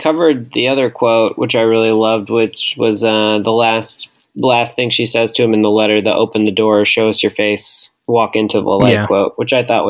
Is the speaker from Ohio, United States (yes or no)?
no; Wisconsin, United States; we are from Wisconsin and inner tubing is a popular thing to do.